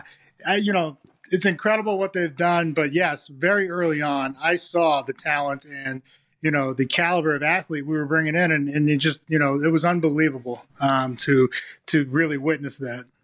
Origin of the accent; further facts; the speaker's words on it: Massachusetts, United States; moved away; I grew up in Massachusetts